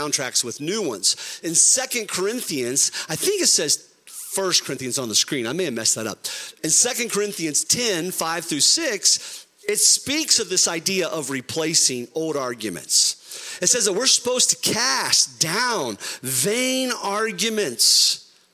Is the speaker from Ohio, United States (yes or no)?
yes; Ohio, United States; We're from Ohio